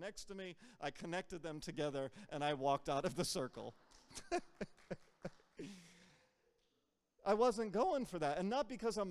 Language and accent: English; United States; I'm American. Like, I'm from here.